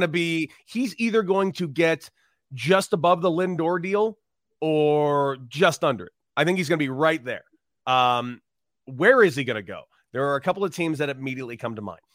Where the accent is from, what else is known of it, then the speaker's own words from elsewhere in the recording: Los Angeles, California, United States; I grew up in Los Angeles